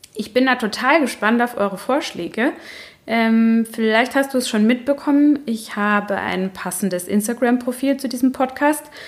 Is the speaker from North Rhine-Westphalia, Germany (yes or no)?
no; Baden-Württemberg, Germany; accent: Badisch; ich komme aus Baden und da hat man einen ziemlich äh, starken Dialekt, wenn man ihn denn spricht.